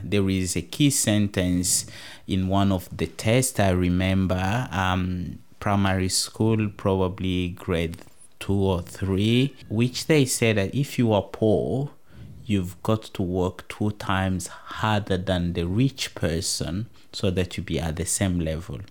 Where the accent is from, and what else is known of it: DR Congo; now in Tasmania, Australia